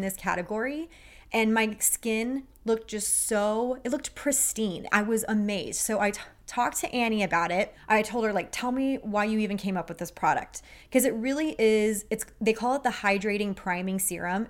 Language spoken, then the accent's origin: English; Texas, United States; I'm a girl from Texas